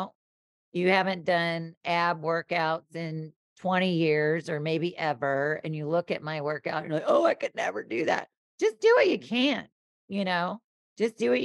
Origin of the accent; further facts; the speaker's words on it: the South, United States; I'm born and raised in the South. So I grew up with humidity